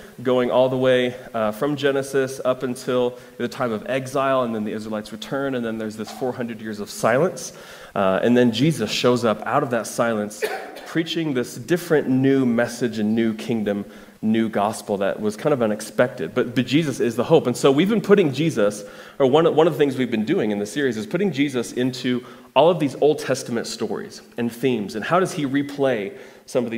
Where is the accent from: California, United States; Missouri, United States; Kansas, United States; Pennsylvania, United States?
Kansas, United States; moved away; So I come from Kansas